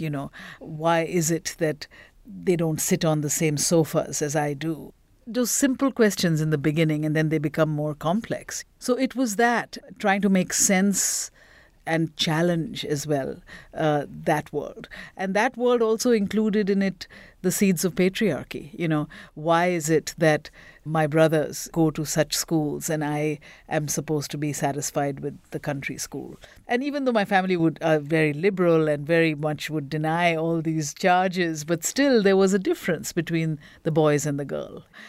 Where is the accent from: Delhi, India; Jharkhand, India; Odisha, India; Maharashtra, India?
Odisha, India; Bhubaneswar; now in Uganda; I grew up in a very small town in Bhubaneswar, Orissa, East India